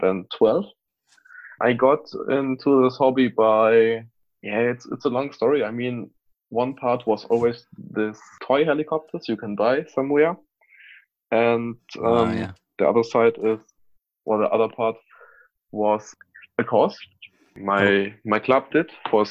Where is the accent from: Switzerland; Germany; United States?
Germany; Frankfurt, Hesse; English is a second language; I was born in Frankfurt and I live near Frankfurt